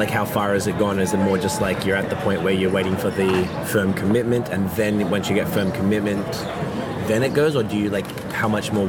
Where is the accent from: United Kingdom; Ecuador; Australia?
Australia; now in Canada; I know I'm from Australia.